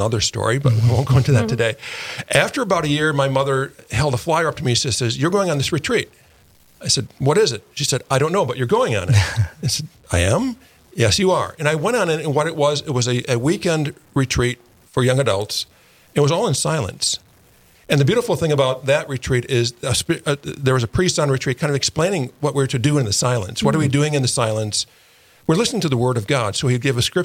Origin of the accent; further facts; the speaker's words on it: Milwaukee, Wisconsin, United States; moved away as an adult; also born or lived in San Francisco; now in Fargo, United States; I was born and raised in Milwaukee, Wisconsin.